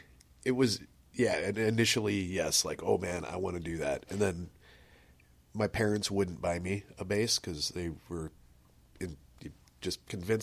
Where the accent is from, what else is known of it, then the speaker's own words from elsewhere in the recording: South Haven, Indiana, United States; Man, well, I'm from Northwest Indiana originally. I went to, like, Portage schools. Grew up in, like, South Haven, which a lot of people might be familiar with. It's this gorgeous little piece of land in between Valparaiso and Portage. Yeah, I pretty much was there my entire childhood.